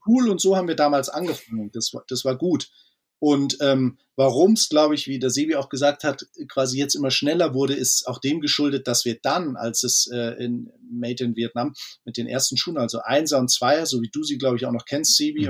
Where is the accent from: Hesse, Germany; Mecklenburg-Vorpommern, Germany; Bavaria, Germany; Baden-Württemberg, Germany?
Bavaria, Germany; Munich; Wir sind äh, Münchner Jungs